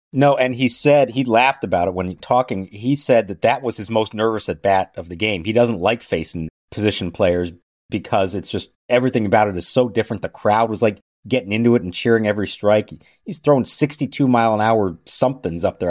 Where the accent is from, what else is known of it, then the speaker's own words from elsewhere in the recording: Phoenix, Arizona, United States; moved away; out in Phoenix. I wish I was there. It's my hometown